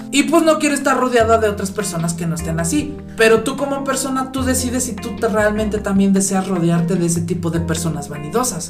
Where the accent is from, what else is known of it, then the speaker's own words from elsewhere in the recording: Mexico; como mexicanos tenemos el ingenio